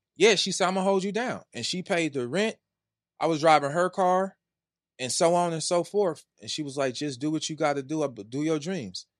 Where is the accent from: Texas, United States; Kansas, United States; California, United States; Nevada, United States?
California, United States; I'm from Wise California. Wise California. The projects.